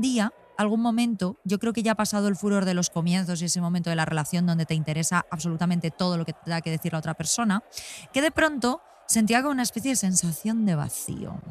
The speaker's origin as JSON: {"language": "Spanish", "country": "Spain", "tie": "born or raised there", "also_born_or_lived": "London", "first_language": "Spanish", "said": "haber nacido y crecido en este país y no en otro."}